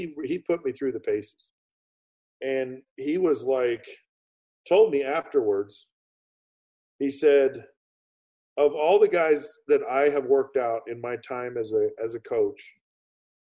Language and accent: English; Utah, United States; moved away as an adult; I'm this kid from Utah